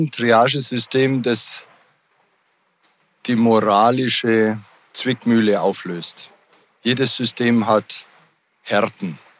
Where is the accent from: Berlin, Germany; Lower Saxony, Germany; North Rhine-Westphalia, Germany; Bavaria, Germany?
Bavaria, Germany; Ich komme ja aus Bayern und Bayern hat sich da schon auf den Weg gemacht, die Studienplätze zu erweitern. Es gibt jetzt beispielsweise für den Bereich, aus dem ich komme, Niederbayern, einen extra neuen Campus.